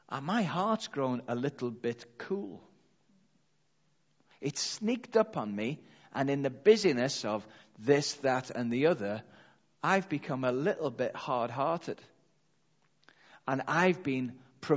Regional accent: Liverpool, North West England, United Kingdom; I'm from Liverpool, that's what we say, calm down

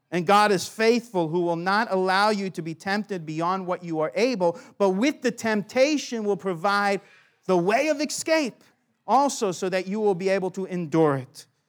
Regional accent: United States; now in Australia; I'm from America

